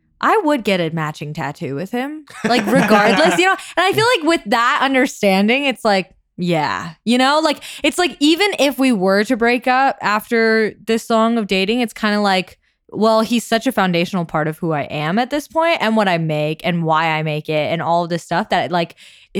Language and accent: English; central New Jersey, United States; moved away as an adult; also born or lived in Hangzhou, China; now in Los Angeles, United States; I grew up in New Jersey, and my parents are immigrants from China who came in 1988.